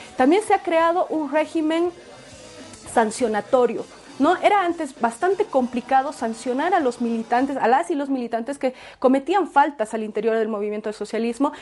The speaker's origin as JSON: {"language": "Spanish", "country": "Bolivia", "said": "nosotras como bolivianas"}